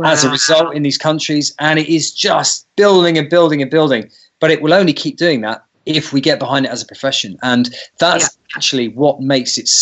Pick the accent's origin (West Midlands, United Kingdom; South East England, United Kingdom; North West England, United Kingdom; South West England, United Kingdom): South East England, United Kingdom; New Forest; accent: British; I'm a vet from the New Forest.